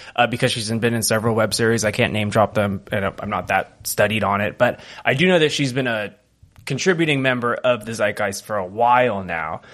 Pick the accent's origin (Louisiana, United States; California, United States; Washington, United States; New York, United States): California, United States; I'm a Californian